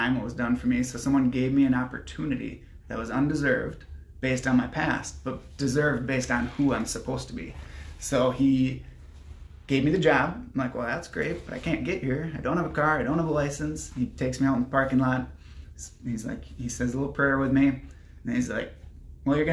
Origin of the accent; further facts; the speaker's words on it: Winona, Minnesota, United States; I grew up in Winona, kind of far from here.